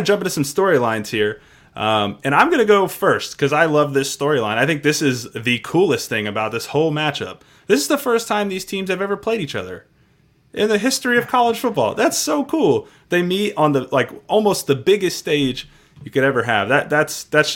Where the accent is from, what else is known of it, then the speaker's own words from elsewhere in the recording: Maryland, United States; I am a Terp at heart. I grew up in Maryland.